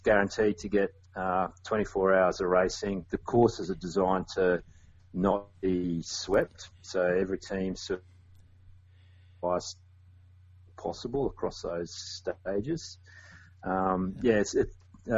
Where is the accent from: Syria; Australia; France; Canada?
Australia; I'm an Australian adventure race